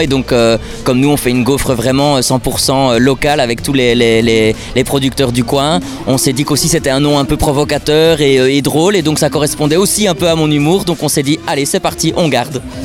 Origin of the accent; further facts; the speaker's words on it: Namur, Wallonia, Belgium; moi je suis namurois et je connais Namur par cœur